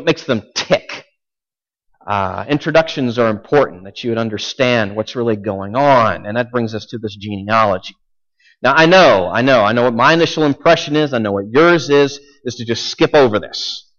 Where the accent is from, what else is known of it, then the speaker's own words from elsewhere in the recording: Southern US, United States; I'm from the South, and I like the good old boy, the Southern redneck, and he's so basic.